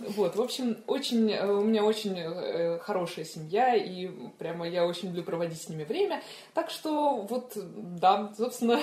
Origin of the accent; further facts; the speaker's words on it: Moscow, Russia; Да, я родилась в Москве. Э, я э, родилась в таком одном из э, старых районов Москвы